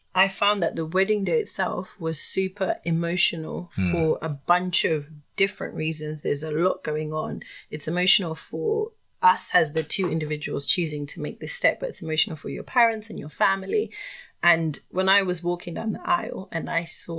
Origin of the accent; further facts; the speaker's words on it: Zimbabwe; I'm Zimbabwean